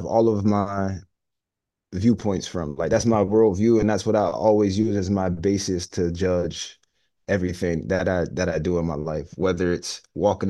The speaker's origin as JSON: {"language": "English", "town": "Homewood", "country": "United States", "tie": "born or raised there", "said": "growing up in Homewood"}